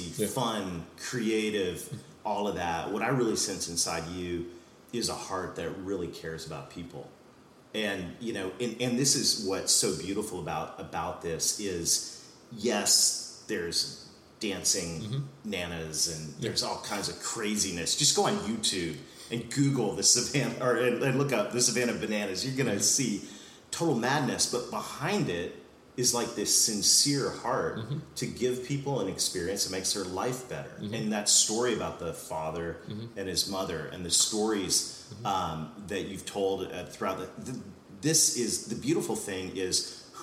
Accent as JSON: {"language": "English", "country": "Canada", "said": "I'm Canadian."}